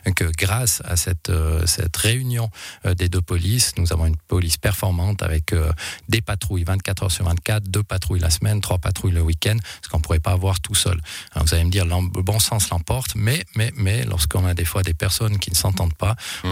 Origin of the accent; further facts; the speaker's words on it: Monthey, Valais, Switzerland; chez nous à Monté